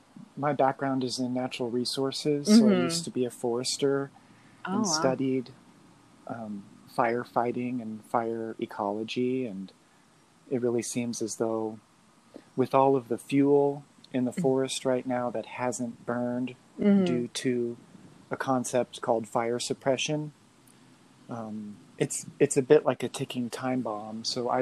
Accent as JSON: {"language": "English", "region": "Midwest", "country": "United States", "tie": "born or raised there", "lives_now": "Moab, United States", "said": "I live in Moab, Utah. Mm. I grew up in the Midwest, single parent, moved around quite a bit. I was raised Pentecostal"}